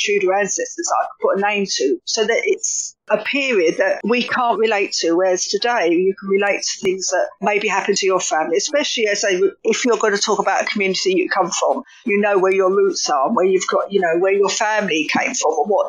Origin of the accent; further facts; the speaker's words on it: London, United Kingdom; accent: Cockney; you could probably tell from my accent already why I would write about East London. It's where I come from.